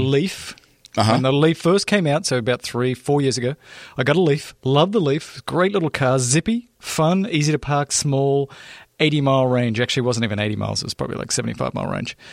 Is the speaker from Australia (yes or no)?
yes; Australia; now in Los Angeles, United States; I didn't grow up here. I'm actually from Australia. I actually grew up in what you would call the outback of Australia.